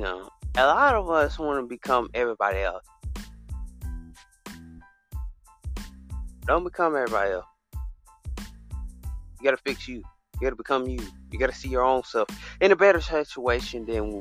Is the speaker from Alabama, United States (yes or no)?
yes; Alabama, United States; I come from Alabama, but it's a little state.